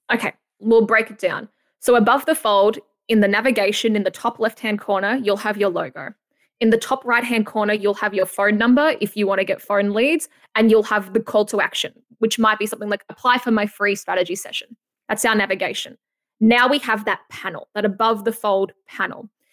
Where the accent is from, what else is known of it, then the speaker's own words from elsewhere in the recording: Australia; accent: Aussie; my Aussie accent